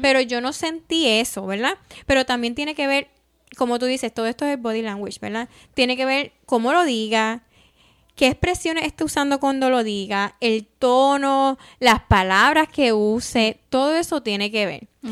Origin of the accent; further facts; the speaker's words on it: Puerto Rico; moved away as an adult; now in United States; nosotros somos de Puerto Rico